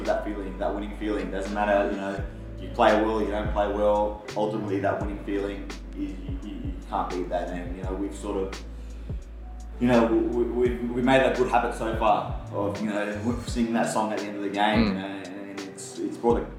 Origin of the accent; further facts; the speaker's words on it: Canberra, Australian Capital Territory, Australia; growing up in Canberra